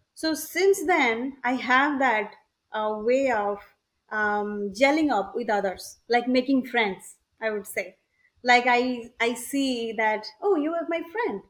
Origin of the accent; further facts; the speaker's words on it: Odisha, India; moved away as an adult; also born or lived in California / Wisconsin / Boston; now in United States; I'm originally from India, it's a it's a village called um, in uh, the state of Odisha.